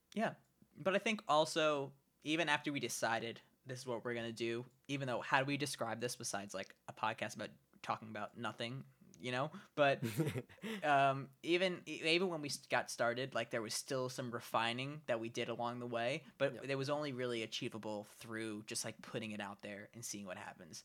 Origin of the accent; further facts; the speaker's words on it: New York City, New York, United States; also born or lived in Brooklyn, New York; I grew up in Staten Island, New York, and I uh, lived there basically my whole life until a couple years ago, where I moved into an apartment with my girlfriend in Brooklyn